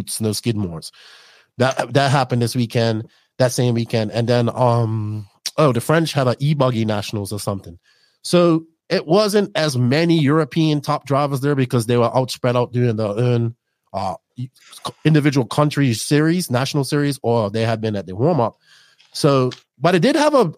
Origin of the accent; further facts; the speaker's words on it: Bermuda; I grew up around a big Portuguese culture in Bermuda